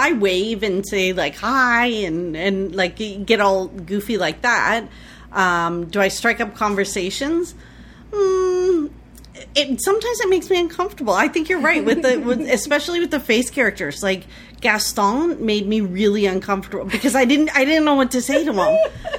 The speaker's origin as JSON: {"language": "English", "country": "Canada"}